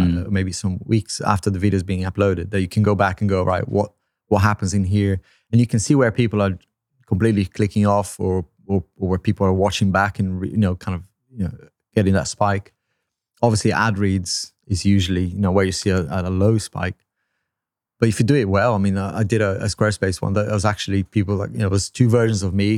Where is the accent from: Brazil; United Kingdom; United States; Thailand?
Brazil; first language Portuguese; English is a second language; moved away; I'm from Brazil